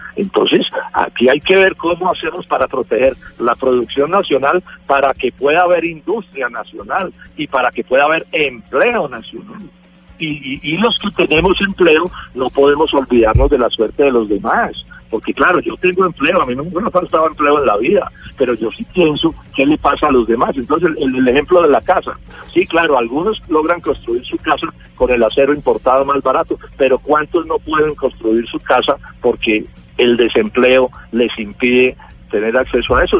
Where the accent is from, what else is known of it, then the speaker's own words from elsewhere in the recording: Colombia; yo como colombiano